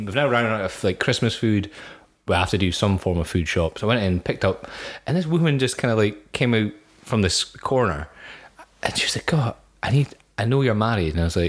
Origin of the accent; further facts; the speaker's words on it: United Kingdom; I am British.